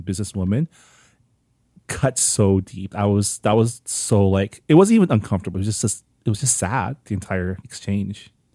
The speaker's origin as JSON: {"language": "English", "country": "Canada", "moved": "yes", "lives_now": "United States", "said": "as a Canadian"}